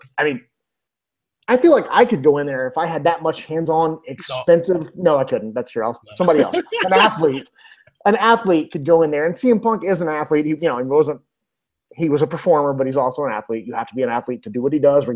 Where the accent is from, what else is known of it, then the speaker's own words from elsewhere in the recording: Ireland; I'm Irish